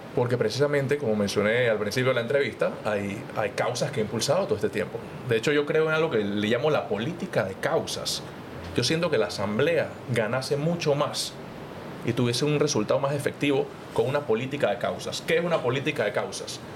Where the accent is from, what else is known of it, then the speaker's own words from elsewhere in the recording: Panama City, Panama; yo vengo de Juan Díaz